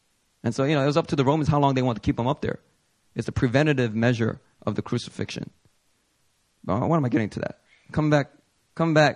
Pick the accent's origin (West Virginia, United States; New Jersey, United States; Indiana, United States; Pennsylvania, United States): Pennsylvania, United States; Philadelphia; I remember growing up in Philly